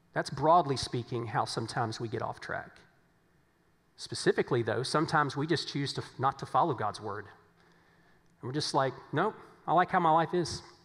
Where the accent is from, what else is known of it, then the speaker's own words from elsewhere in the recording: Virginia, United States; moved away; as we said back in Virginia